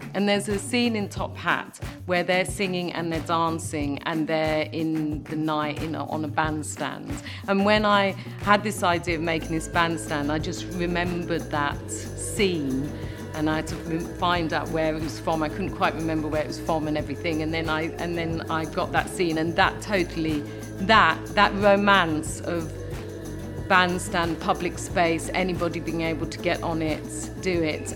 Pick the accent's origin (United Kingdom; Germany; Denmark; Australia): United Kingdom; London; I'm a Londoner, I've come from London all my life.